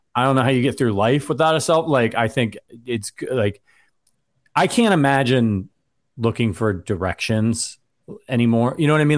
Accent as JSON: {"language": "English", "region": "Northeast Ohio", "country": "United States", "said": "I'm from the Northeast, Northeast Ohio"}